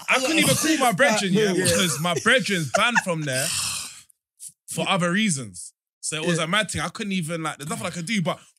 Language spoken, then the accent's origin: English; London, United Kingdom; I'm from London.